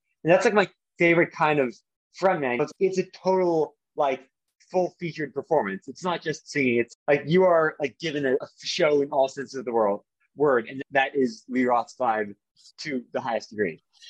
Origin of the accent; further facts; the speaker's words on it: Toronto, Ontario, Canada; also born or lived in London, United Kingdom; So I mostly grew up around Toronto, the unofficial capital of Canada. But I did spend a fair amount of my childhood in London, England, with my father's family.